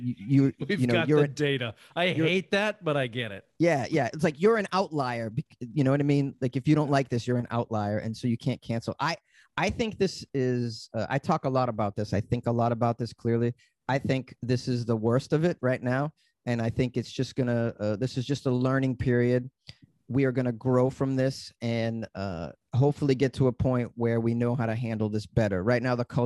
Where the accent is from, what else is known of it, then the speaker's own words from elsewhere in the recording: Boston, Massachusetts, United States; moved away as an adult; also born or lived in New York / Los Angeles; I said I was from Boston